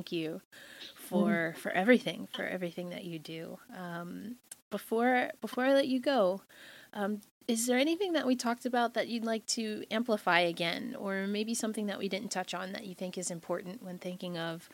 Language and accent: English; Westchester County, New York, United States; Growing up in Westchester County, that's where I did my schooling, Westchester County, New York